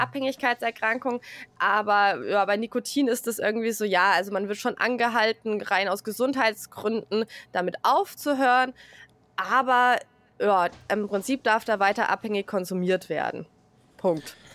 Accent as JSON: {"language": "German", "region": "a Bavarian village", "country": "Germany", "tie": "born or raised there", "also_born_or_lived": "Hesse", "moved": "yes", "said": "ich bin im bayerischen Dorf aufgewachsen"}